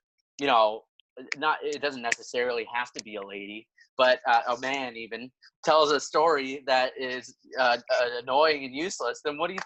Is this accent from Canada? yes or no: yes; Windsor, Ontario, Canada; I'm from Windsor